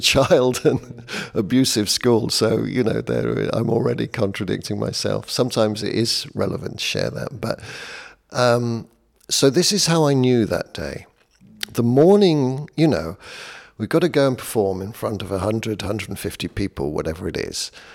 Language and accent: English; United Kingdom; I'm British